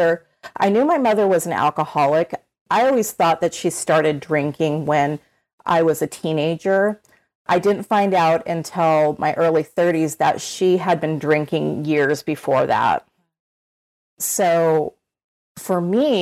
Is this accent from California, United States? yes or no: yes; Orange County, California, United States; I grew up in Orange County, California. I've lived in California my entire life